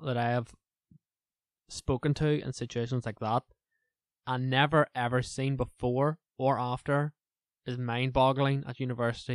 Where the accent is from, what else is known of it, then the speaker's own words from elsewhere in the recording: Lurgan, Northern Ireland, United Kingdom; accent: Northern Irish; from Lorragan